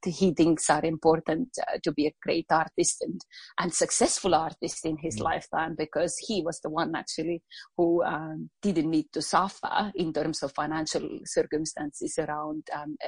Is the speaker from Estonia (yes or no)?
yes; Estonia; English is a second language; moved away as an adult; now in Australia; when I grew up back in Estonia, English didn't come really easily for me